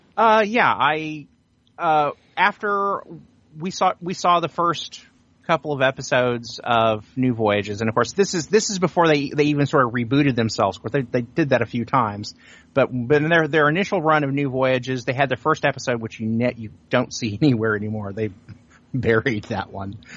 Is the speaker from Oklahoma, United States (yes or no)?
yes; Sand Springs, Oklahoma, United States; the town that I grew up in, which is Sand Springs, which is just outside of Tulsa